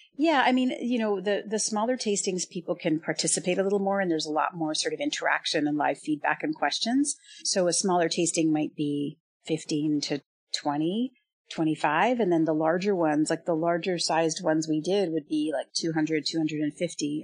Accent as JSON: {"language": "English", "country": "Canada", "tie": "born or raised there", "said": "I grew up in Canada"}